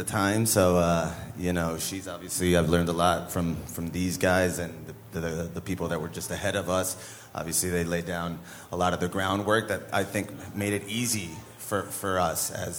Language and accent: English; Spain; moved away as an adult; And when I moved here from Spain in 2009, I did that for 4 years before starting my company.